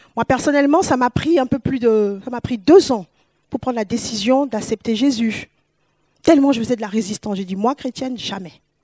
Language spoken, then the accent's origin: French; Paris, Île-de-France, France; moved away as an adult; also born or lived in West Africa; now in Toulouse, France; Je suis une Parisienne, je viens de Paris